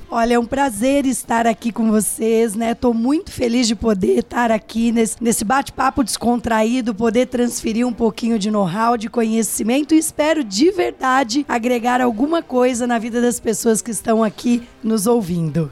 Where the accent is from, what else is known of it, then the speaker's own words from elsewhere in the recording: Pitangueiras, São Paulo, Brazil; Sou do interior de São Paulo, de uma cidade chamada Pitangueiras, não é Pitangueiras Guarujá, pessoal, interior de São Paulo